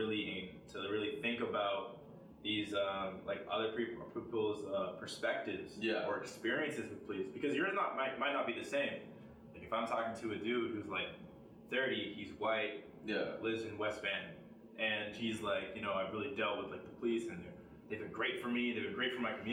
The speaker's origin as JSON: {"language": "English", "region": "Ontario", "country": "Canada", "said": "I'm from Ontario"}